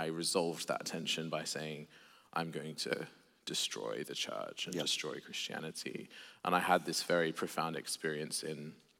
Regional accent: Sydney, New South Wales, Australia; I grew up in an agnostic atheist home in Sydney, Australia

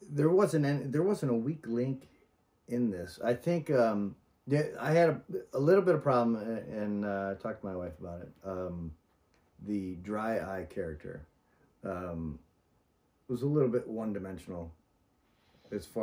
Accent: the South, United States; I grew up in the South

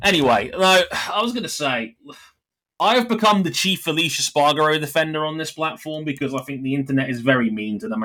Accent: United Kingdom; as a Brit

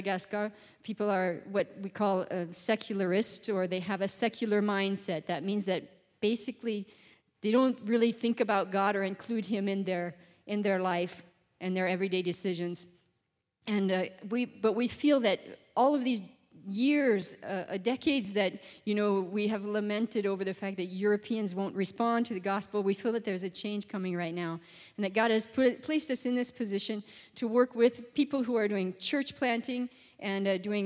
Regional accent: Gillette, Wyoming, United States; I grew up in Wyoming. I'm from Wyoming.

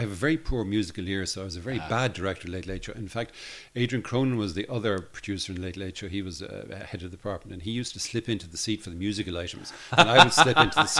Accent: Dublin, Leinster, Ireland; also born or lived in Belfast; I'm from Dublin.

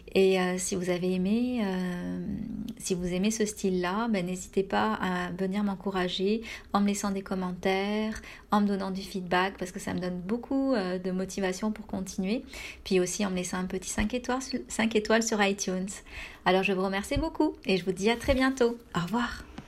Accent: France; moved away as an adult; now in Canada

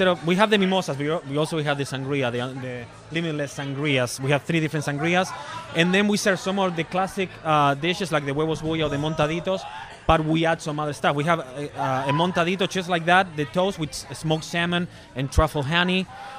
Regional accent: Argentina; moved away as an adult; now in Orlando, United States; Well, I came from Argentina in 2006. So it's gonna be in October. It's gonna be 13 years.

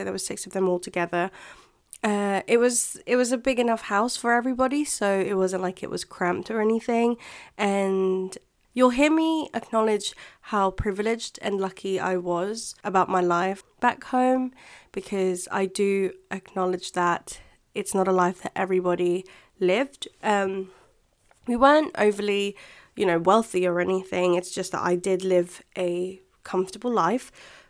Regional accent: Philippines; English is a second language; now in United Kingdom; So a lot of you voted for me to talk about what it's like being a Filipina here in the UK.

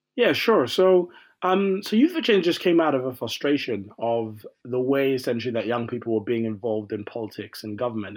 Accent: Croydon, London, United Kingdom; I'm from Croydon in London

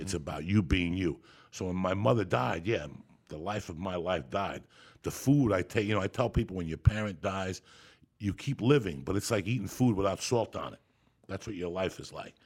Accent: Cuba; I'm Cuban, so I was born in Santa Ria religion

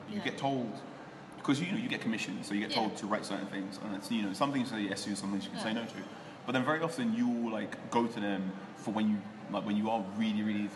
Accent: Ghana

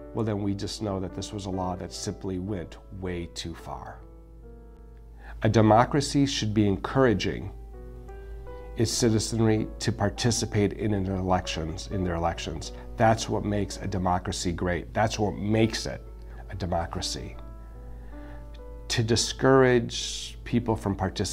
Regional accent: United States; as a Latino, as an American, but a proud Hispanic American

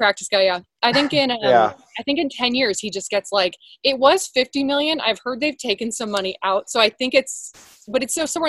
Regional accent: Rancho Santa Margarita, California, United States; now in Tigard, United States; I'm from Orange County, this is the most suburban place you could ever live.

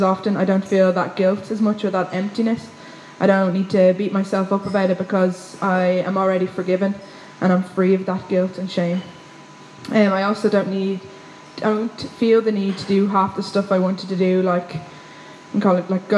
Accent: Wicklow, Leinster, Ireland; now in Dublin, Ireland; I'm from Wicklow

